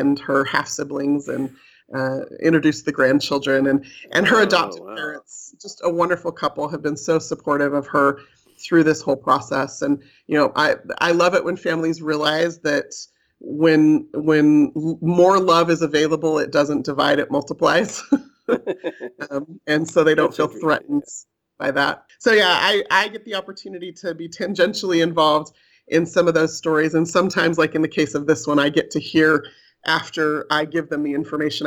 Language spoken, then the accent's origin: English; California, United States; moved away as an adult; now in Utah, United States; I was raised in California